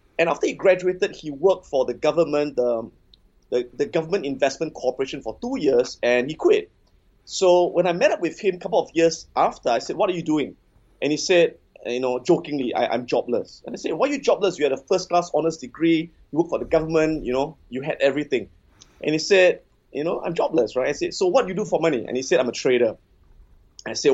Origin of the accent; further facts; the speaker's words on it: Singapore; I'm born and bred in Singapore.